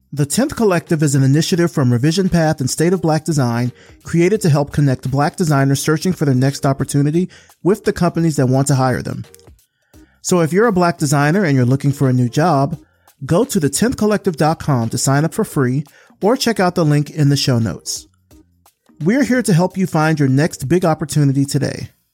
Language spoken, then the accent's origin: English; Selma, Alabama, United States; my hometown of Selma, Alabama